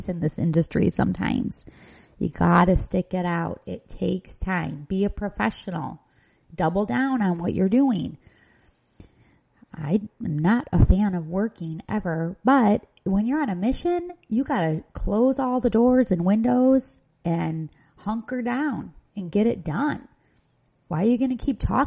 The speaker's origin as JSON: {"language": "English", "region": "Midwest", "country": "United States", "accent": "Midwest", "said": "my Midwest accent"}